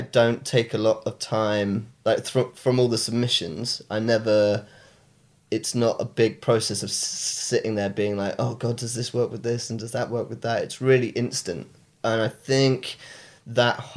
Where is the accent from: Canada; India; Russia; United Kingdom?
United Kingdom; Exeter, South West England; moved away; also born or lived in Brighton; I'm from Devon originally, Exeter